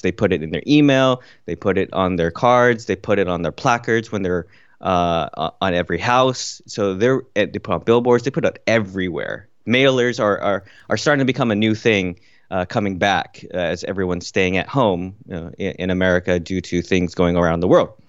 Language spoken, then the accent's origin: English; California, United States; also born or lived in Kuwait; now in Washington, D.C., United States; I spent most of my childhood in growing up in California